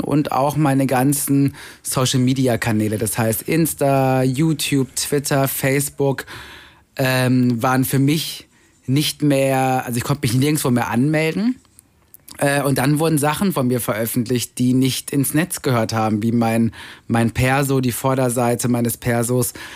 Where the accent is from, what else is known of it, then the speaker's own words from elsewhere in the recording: Germany; also born or lived in Vienna, Austria / Cologne, Germany; now in Berlin, Germany; als schwarzer Piefke, also als Deutscher